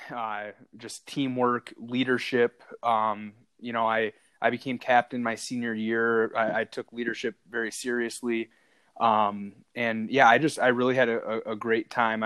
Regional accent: Traverse City, Michigan, United States; also born or lived in Metro Detroit, Michigan; I grew up in Traverse City, Michigan, which is just off Lake Michigan, kind of the northwest portion of the Lower Peninsula

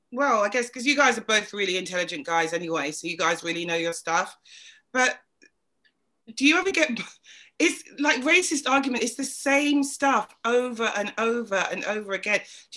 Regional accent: England, United Kingdom; I'm English.

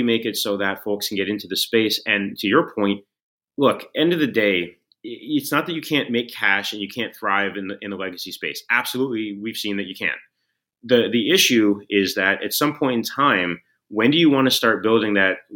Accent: San Francisco, California, United States; growing up in San Francisco

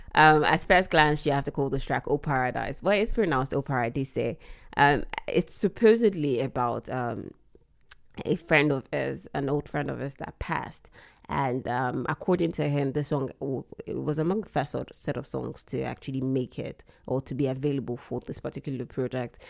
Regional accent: Nigeria; as a Nigerian

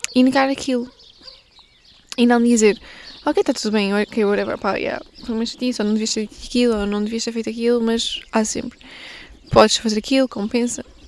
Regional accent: Portugal; eu sou portuguesa

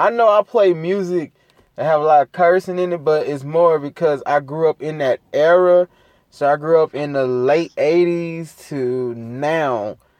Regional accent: Gulfport, Mississippi, United States; growing up in North Gulfport, bro, and the PJs, it was kind of slow.

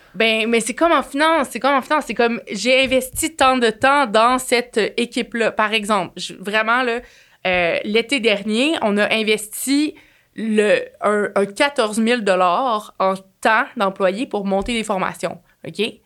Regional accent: Quebec, Canada; accent: Québécois; mon accent cassé québécois

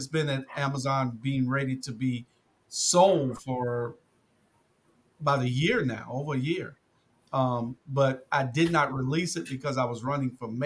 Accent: Savannah, Georgia, United States; I grew up in Savannah, Georgia, little city on the coast, east coast of Georgia

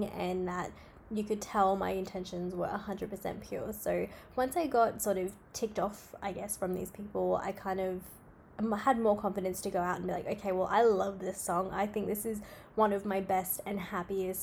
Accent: Australia; I'm from Australia

